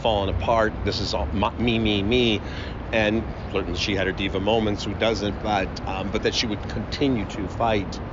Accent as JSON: {"language": "English", "area": "Chicago South Suburbs", "region": "Illinois", "country": "United States", "said": "I'm from the South Suburbs"}